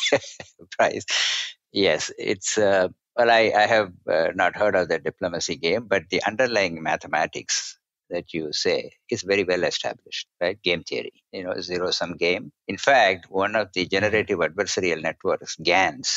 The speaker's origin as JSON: {"language": "English", "country": "India", "tie": "born or raised there", "said": "when I was growing up in India"}